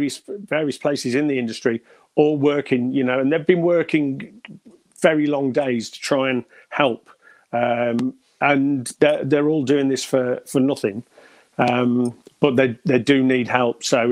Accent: Stafford, West Midlands, United Kingdom; also born or lived in Bishop's Wood; now in Redditch, United Kingdom; A little place near Wolverhampton called Bishop's Wood. It was a hamlet. It wasn't even a village. It was that tiny. But okay. Moved to Stafford when I was about 10, all around Stafford, and been there ever since until about 2011.

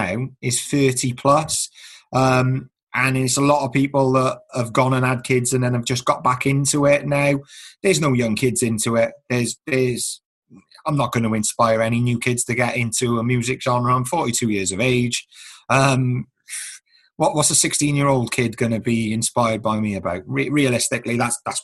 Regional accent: Newport, United Kingdom; I had probably my own growing up in Newport as well

